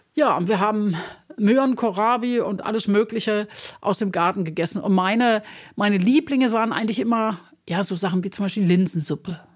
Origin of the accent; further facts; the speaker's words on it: Recklinghausen, North Rhine-Westphalia, Germany; moved away as an adult; also born or lived in Düsseldorf; now in Berlin, Germany; Also ich bin im Ruhrgebiet aufgewachsen, mhm. Recklinghausen.